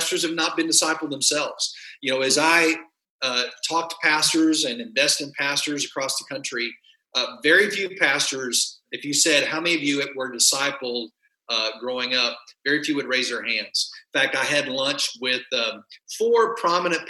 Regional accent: West Texas, United States; I grew up in a farming community in West Texas where everything was flat

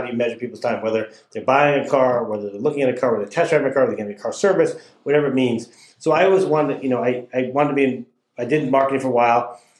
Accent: Cranston, Rhode Island, United States; now in Westport, Connecticut, United States; I grew up in Rhode Island, outside of Providence, in a town called Cranston.

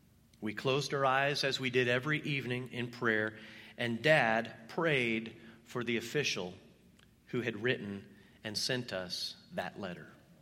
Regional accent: Belgium; was the eighth child in a family of 10 children. I was born and raised in Belgium, in this predominantly Catholic country.

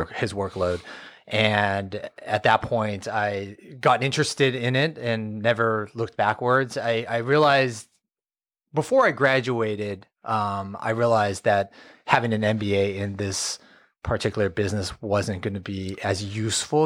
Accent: Fresno, California, United States; born and raised in Fresno, never, never left

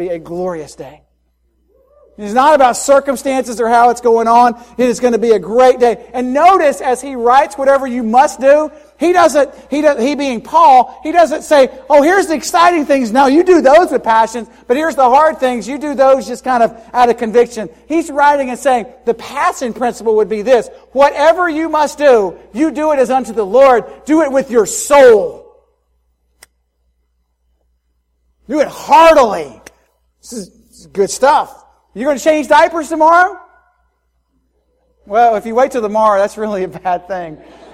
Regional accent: Spartanburg, South Carolina, United States; First Baptist Spartanburg, my hometown

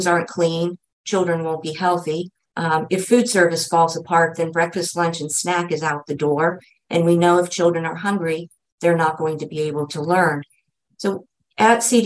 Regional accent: Erie, Pennsylvania, United States; moved away; I had been away from Erie for 35 years. So being able to come back to my hometown

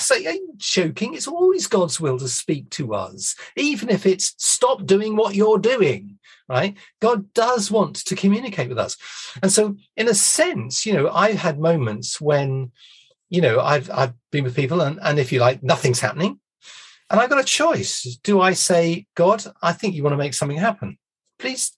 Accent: United Kingdom; we're British

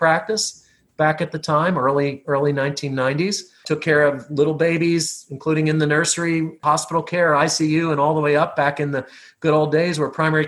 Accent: near Philadelphia, Pennsylvania, United States; born or raised there

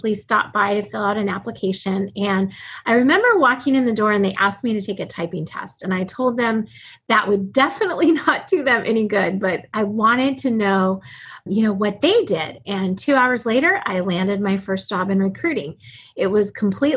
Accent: Alaska, United States; I was born and raised in Alaska

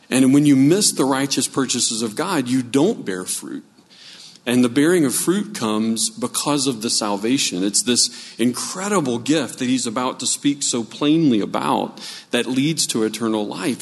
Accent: New Orleans, Louisiana, United States; I grew up in New Orleans

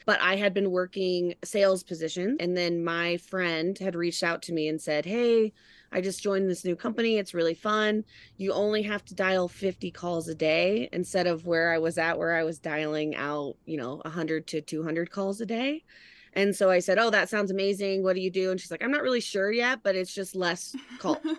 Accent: Colorado, United States; moved away as an adult; also born or lived in Wyoming / Los Angeles, California / San Diego, California; I grew up in Colorado

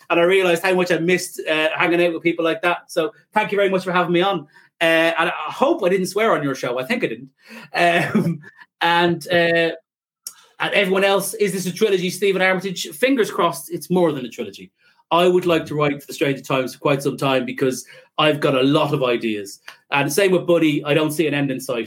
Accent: Ireland

